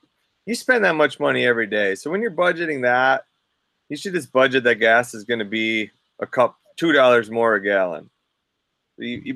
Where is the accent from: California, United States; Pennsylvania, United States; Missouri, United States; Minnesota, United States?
Minnesota, United States; accent: non-regional dialect; now in Fairbanks, United States; me growing up in Minnesota. Interesting fact, I grew up in the only county in Minnesota that doesn't have a lake